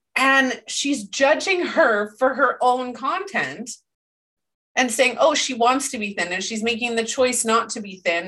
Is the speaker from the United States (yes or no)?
no; Canada; I'm Canadian